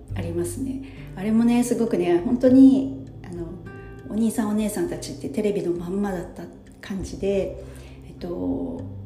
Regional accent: Gifu, Japan; moved away as an adult; now in Kanto, Japan; 関東の方から、えっと、うちの実家の岐阜の方にね帰ろうとしてた

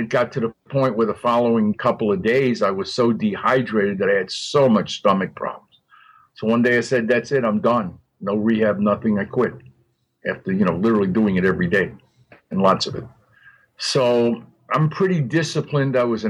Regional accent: Miami, Florida, United States; And since I came from Miami and I knew I had the best, I didn't give a shit.

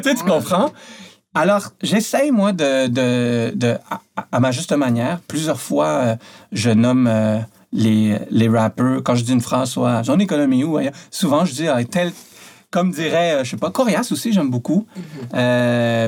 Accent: Montreal, Quebec, Canada; also born or lived in France; j'ai grandi à Montréal.

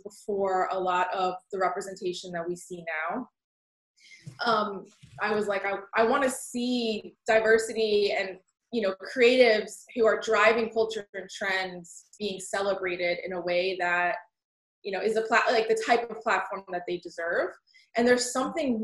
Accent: Snellville, Georgia, United States; also born or lived in Alpharetta, Georgia; now in Brooklyn, United States; I was born in Alpharetta, but grew up in Snellville, Georgia

